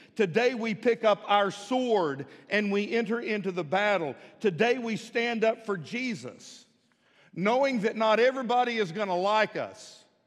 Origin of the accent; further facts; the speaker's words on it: Midland, Texas, United States; now in Fort Smith, United States; When I was growing up in Midland, Texas